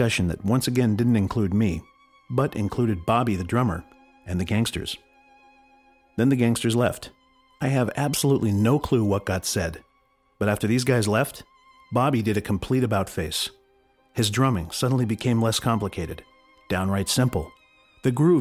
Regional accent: Los Angeles, California, United States; I grew up in the San Fernando Valley

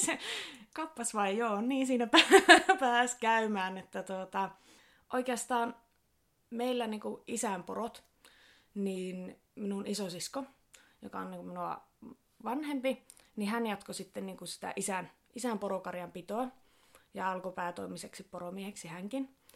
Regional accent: Sodankylä, Lapland, Finland; Minä olen lähtöisin tuosta Sodankylästä, ihan tuolta kirkonkylältä, kirkonkylän tyttöjä

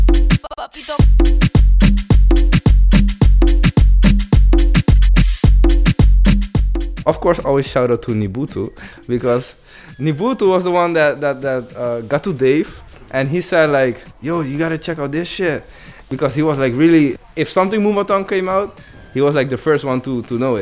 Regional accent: Netherlands; I'm from Holland

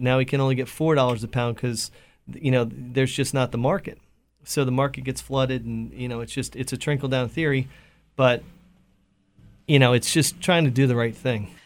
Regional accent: Pennsylvania, United States; moved away as an adult; I'm from Pennsylvania

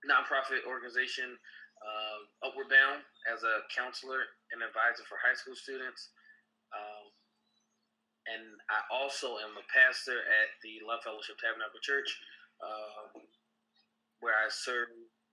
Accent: Philadelphia, Pennsylvania, United States; I grew up in North Philadelphia, so I've been here all my life

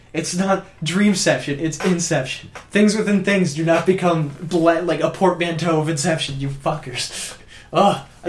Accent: just outside Musquodoboit Harbour, Nova Scotia, Canada; just outside of Muscadelphin

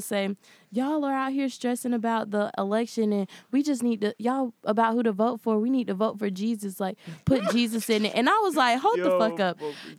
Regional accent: the South, United States; I'm from the South, so I got a lot of, like, Christian stuff, whatever. And I'm a Christian too

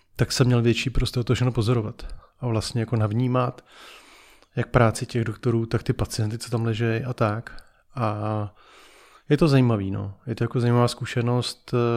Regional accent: Czechia; že jsme Češi

